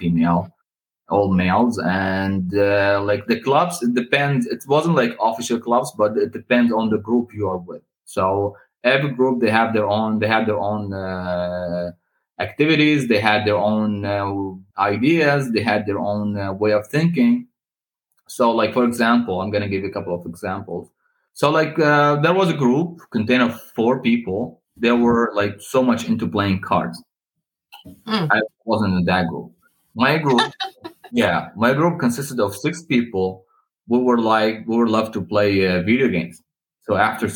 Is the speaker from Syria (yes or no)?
yes; Suran, Hama Governorate, Syria; moved away as an adult; now in Ottawa, Canada; I was born in the central area in a small city, relatively old, and not like in the center of Hama, but in a neighboring city. It's called Soran